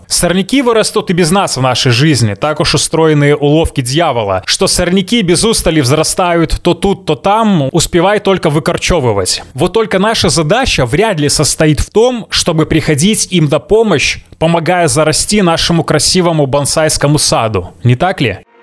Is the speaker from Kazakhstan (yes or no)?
no; Belarus; я белорус